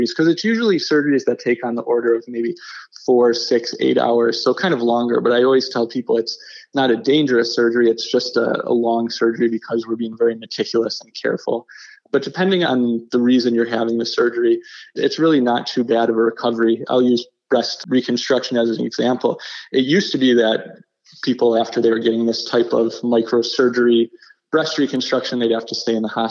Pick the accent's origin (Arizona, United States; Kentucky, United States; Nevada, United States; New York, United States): New York, United States; Buffalo; I'm originally from Buffalo, and I did my training in New York City